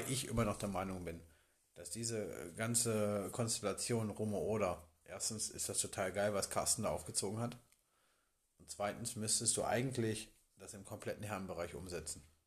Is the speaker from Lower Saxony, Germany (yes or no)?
yes; Bad Grund area, Lower Saxony, Germany; Ich komme aus der Region